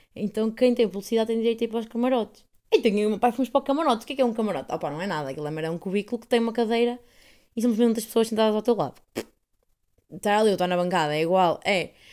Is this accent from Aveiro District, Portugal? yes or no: yes; Esmoriz, Aveiro District, Portugal; moved away; É um conselho esmoriz, que é a minha terrinha, é uma terrinha do conselho de Ovar